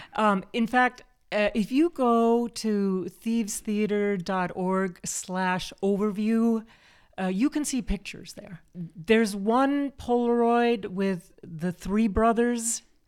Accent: Chicago, Illinois, United States; we're both from Chicago

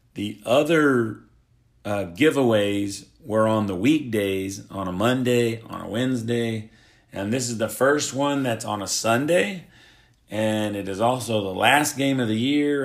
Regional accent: Oklahoma, United States; I am from Oklahoma

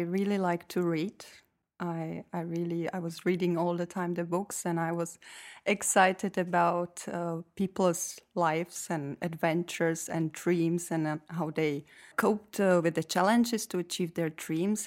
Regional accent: Czechia; moved away as an adult; now in Belgium; I come from Czech Republic

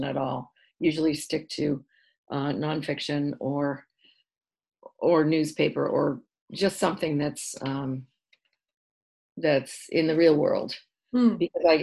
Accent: Marblehead, Massachusetts, United States; moved away as an adult; also born or lived in Chicago / New York City / Los Angeles; I was raised in Marblehead

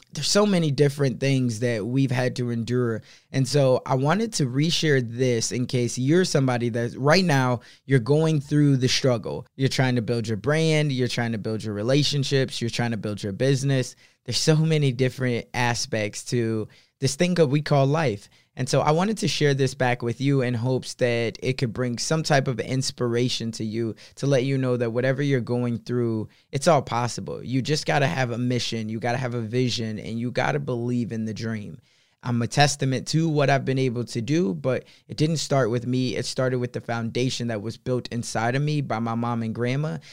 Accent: Chicago, Illinois, United States; moved away; also born or lived in Omaha; I'm originally from South Side of Chicago. I was raised by a single mom

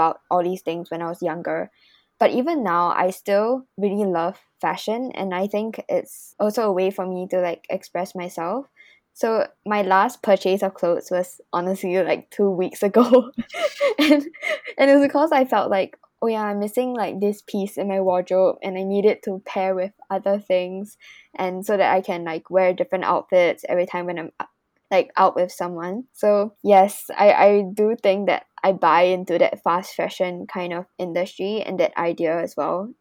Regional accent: Singapore; moved away as an adult; now in London, United Kingdom; I'm a second year European Social and Political Studies student and I'm from Singapore

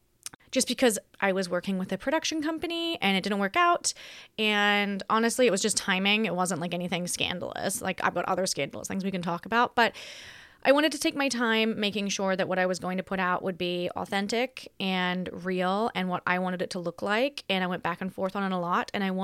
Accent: Australia; also born or lived in United States; I am Australian who has predominantly worked in America for the last decade. So my accent is on and off.

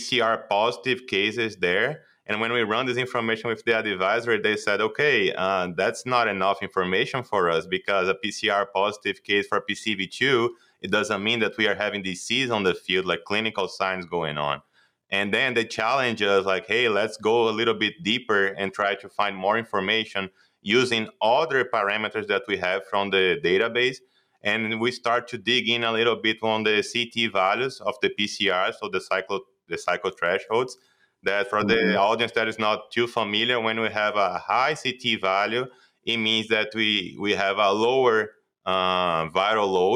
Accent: Brazil; moved away as an adult; now in Iowa, United States; I'm a DVM from Brazil. I graduated there in 2016. And then I did my master's also in Brazil

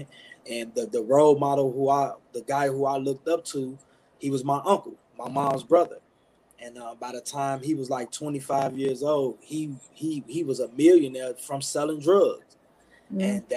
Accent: Chicago, Illinois, United States; now in Milwaukee, United States; I'm a guy from south side of Chicago, born and raised in the Inglewood neighborhood. Now reside in Milwaukee, Wisconsin with my wife.

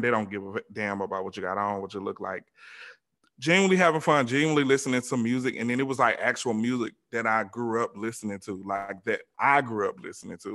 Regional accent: Georgia, United States; moved away; me growing up in the South, especially Georgia

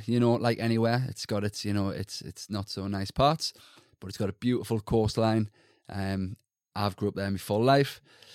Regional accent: Sunderland, North East England, United Kingdom; So, I am from Sunderland, so in the northeast, sort of very typical working class average background. Mm. Both my parents from Sunderland or surrounding areas.

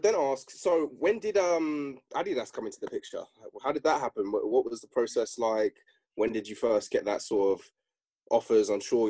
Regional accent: Hertfordshire, East of England, United Kingdom; I'm from Hearts

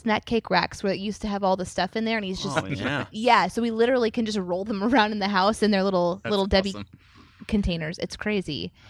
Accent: Springfield, United States; I grew up in Springfield.

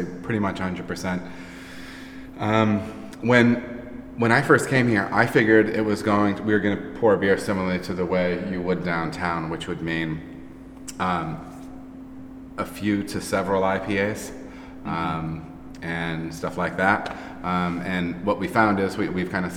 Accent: north of Grand Rapids, Michigan, United States; now in Ohio, United States; Born and raised in Michigan

